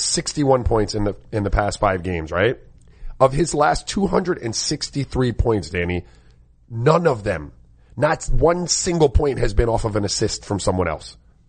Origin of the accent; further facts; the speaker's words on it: St. Croix, U.S. Virgin Islands; now in Miami, United States; You know, I have Caribbean roots, right? Like I grew up in St. Croix and here in Miami. I also spent a lot of time on the West Coast.